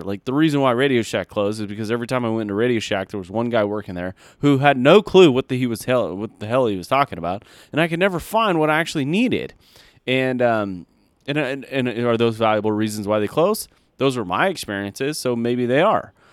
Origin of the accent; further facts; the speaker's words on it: United States; as an American